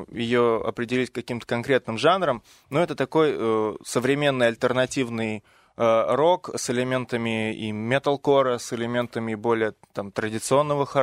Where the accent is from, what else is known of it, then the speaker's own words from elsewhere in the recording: Moscow, Russia; я а, из Москвы.